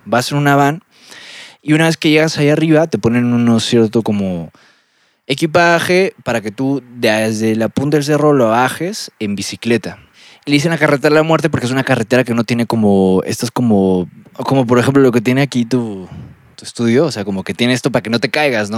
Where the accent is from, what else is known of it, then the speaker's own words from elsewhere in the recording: Lima, Peru; moved away; also born or lived in State of Mexico; como soy de Lima, soy de la costa